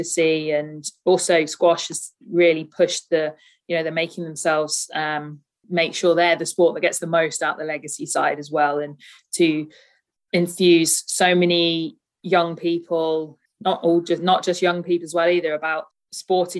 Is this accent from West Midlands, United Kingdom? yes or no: yes; Birmingham, West Midlands, United Kingdom; Born and bred in Birmingham, always lived in the West Midlands